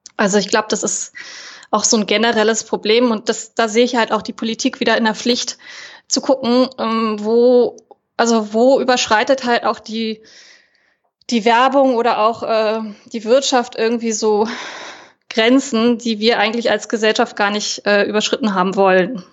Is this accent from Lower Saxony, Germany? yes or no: no; Berlin, Germany; ich bin äh, aus Berlin tatsächlich auch hier geboren und lebe auch wieder in Berlin